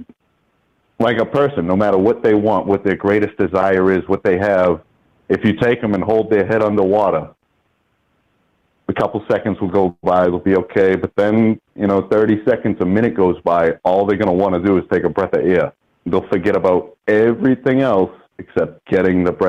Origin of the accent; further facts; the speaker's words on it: United States; me as an American